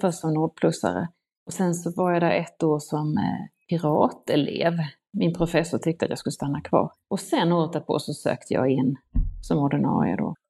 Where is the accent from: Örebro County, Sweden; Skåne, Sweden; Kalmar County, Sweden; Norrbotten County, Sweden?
Skåne, Sweden; Ängelholm; also born or lived in Stockholm / London; så att de köpte ett sextiotalsmotell i Ängelholm och flyttade dit